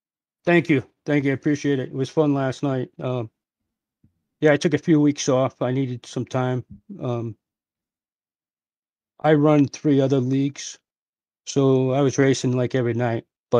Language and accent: English; Henderson, Nevada, United States; I'm from Henderson, Nevada. Moved out here 6 years ago.